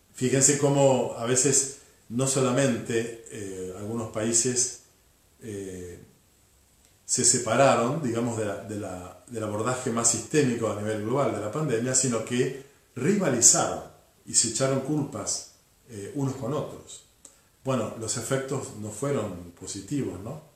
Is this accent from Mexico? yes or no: no; Argentina; somos todos argentinos y vivimos en el mismo territorio